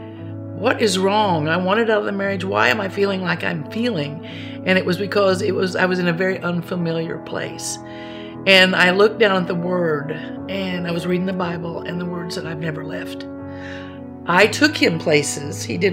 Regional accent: Spencer, Indiana, United States; I was born and raised in Spencer, Indiana, a small farming community where everybody knew everybody

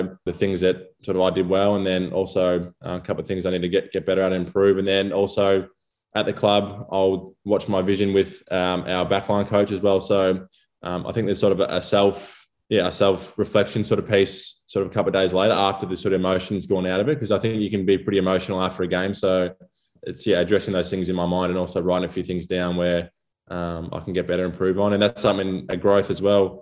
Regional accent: Gippsland, Victoria, Australia; As I was growing up in Gippsland

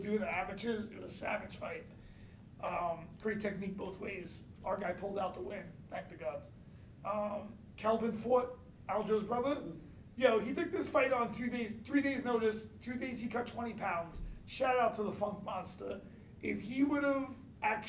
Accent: New York City, New York, United States; I'm from Brooklyn

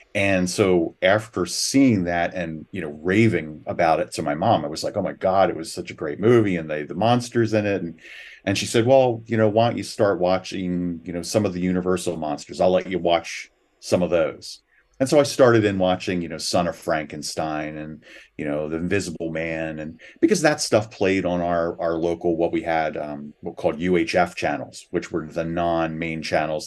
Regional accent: Philadelphia, Pennsylvania, United States; I grew up in the Philadelphia area.

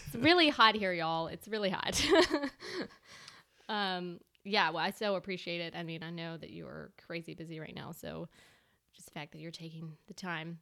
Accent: Bennettsville, South Carolina, United States; moved away as an adult; now in Charleston, United States; I am originally from two and a half hours north of here

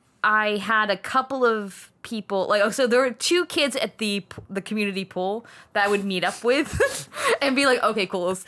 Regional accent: Rocky Mount, Virginia, United States; Called Rocky Mount, Virginia.

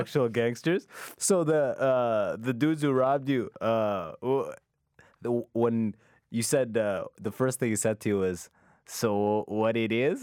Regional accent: London, Ontario, Canada; also born or lived in Sudan; I grew up in London, it's, like, two hours away from

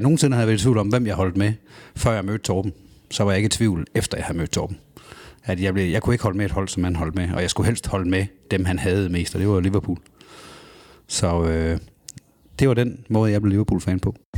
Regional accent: Kibæk, Central Denmark Region, Denmark; hjemme i Kibæk, i den lille by, jeg kommer fra

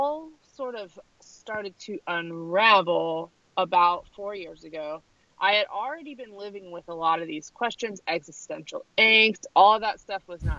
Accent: New Jersey, United States; I'm from New Jersey, and my dad is a Syrian refugee

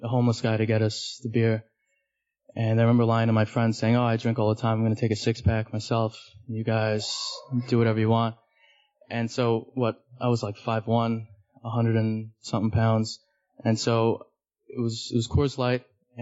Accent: New York City, New York, United States; I'm from Manhattan. Grew up in Hell's Kitchen. Still live there.

